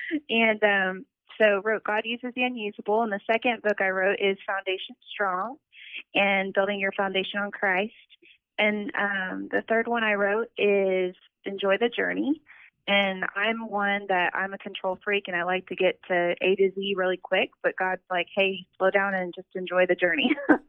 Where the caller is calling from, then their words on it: Oklahoma City, Oklahoma, United States; I'm calling from Oklahoma City.